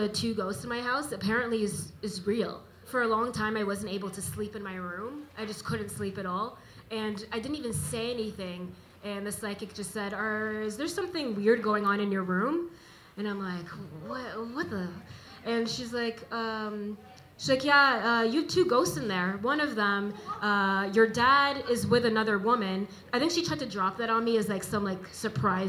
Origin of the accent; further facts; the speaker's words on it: Toronto, Ontario, Canada; also born or lived in Jamaica; I was born in Jamaica, but raised in Toronto.